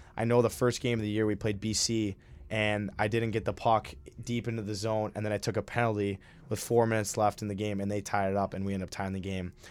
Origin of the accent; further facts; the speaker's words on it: Minnesota, United States; moved away as an adult; now in Hamden, United States; I'm from Minnesota